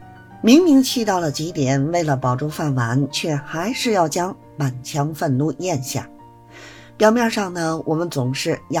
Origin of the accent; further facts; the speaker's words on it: Beijing, China; Hello，大家好，我是北京的…。